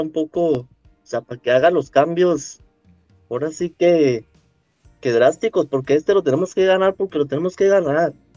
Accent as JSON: {"language": "Spanish", "town": "Guadalajara", "region": "Jalisco", "country": "Mexico", "said": "soy de aquí de Guadalajara"}